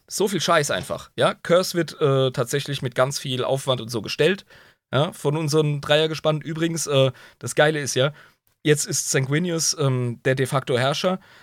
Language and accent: German; Southern Germany, Germany; wie man bei uns im Süden sagt